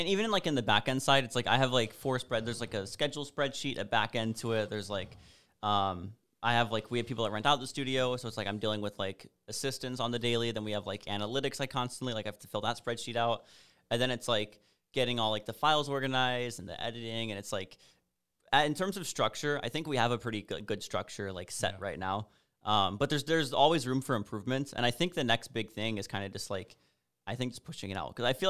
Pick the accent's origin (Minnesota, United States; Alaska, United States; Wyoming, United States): Alaska, United States; moved away; also born or lived in Washington / Chicago; because I'm originally from Alaska, then moved to Washington, then Chicago, then here, and now I'm glad to be going like back up and like have cold weather and snow and stuff.